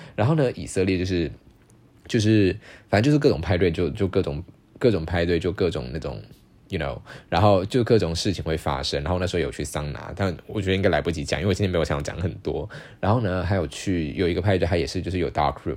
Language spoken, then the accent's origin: Chinese; Taiwan; 我是台湾来的